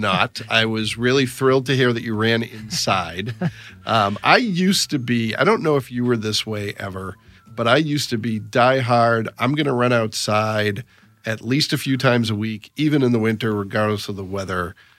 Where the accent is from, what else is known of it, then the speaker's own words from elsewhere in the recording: Massachusetts, United States; also born or lived in Northeast Indiana; now in Indiana, United States; I grew up in Massachusetts